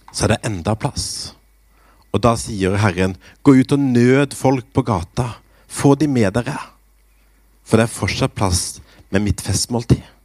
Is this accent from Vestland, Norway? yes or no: no; Grimstad, Agder, Norway; jeg begynte i ungdomsarbeidet i Misjonskirka i Grimstad, der jeg vokste opp